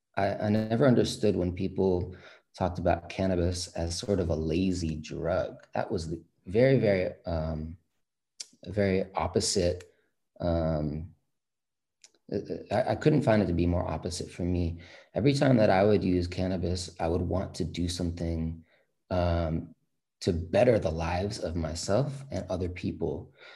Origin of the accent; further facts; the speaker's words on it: San Francisco, California, United States; growing up in the Bay Area, San Francisco specifically